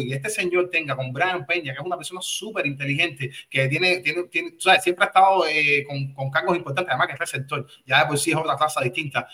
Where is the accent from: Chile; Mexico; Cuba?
Cuba; now in United States; nosotros somos cubanos